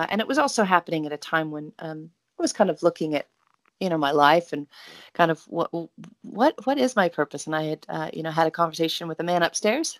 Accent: Oregon, United States; growing up in Oregon with great parents

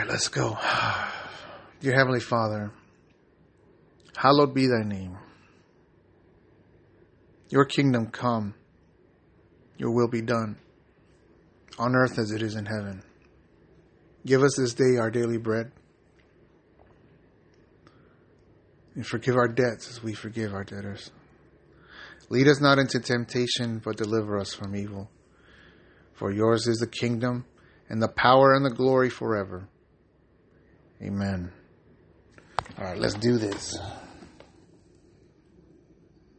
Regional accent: San Diego, California, United States; moved away; I'm originally from San Diego, California

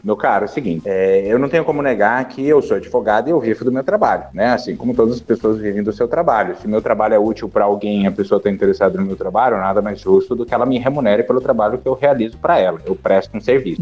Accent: Curitiba, Paraná, Brazil; Curitiba, que é a cidade de onde eu sou e onde eu moro

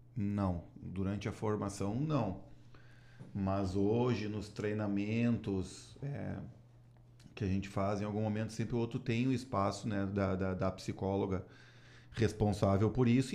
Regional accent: Gaúcho, Rio Grande do Sul, Brazil; eu sou gaúcho

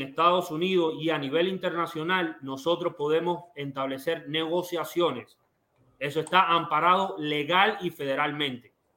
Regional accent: Cuba; now in United States; yo quiero volver a Cuba porque yo nací en Cuba

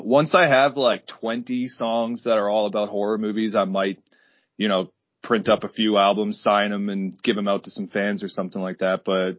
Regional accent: Carbonear, Newfoundland and Labrador, Canada; a small cover band in my hometown, Carbonear, Newfoundland.

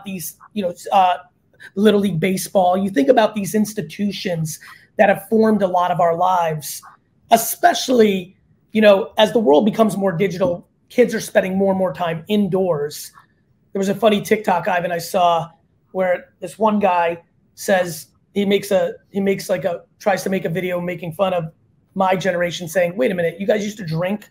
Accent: Edison, New Jersey, United States; also born or lived in Hunterdon County, New Jersey; I came from Edison, New Jersey

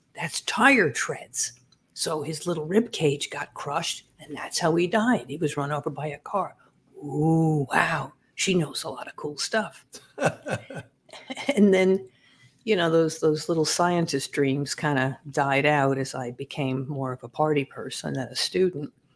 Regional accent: Massapequa Park, New York, United States; also born or lived in Brooklyn, New York; I was born in Brooklyn, but raised in Massapequa Park

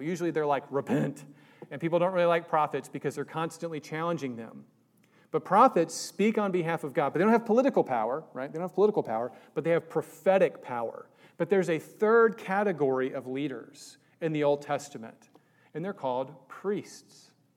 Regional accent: Virginia, United States; moved away; I was raised in Virginia for high school

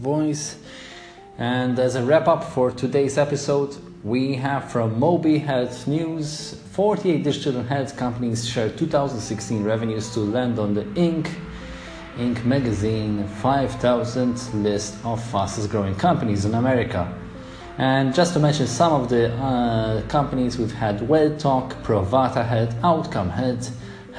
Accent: Malta; my home country, Malta.

